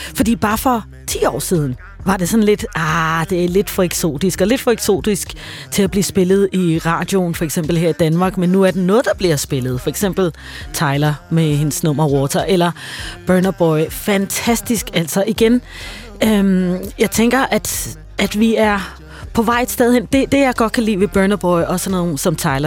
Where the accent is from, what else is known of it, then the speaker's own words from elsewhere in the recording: Tanzania; now in Denmark; jeg voksede op i Tanzania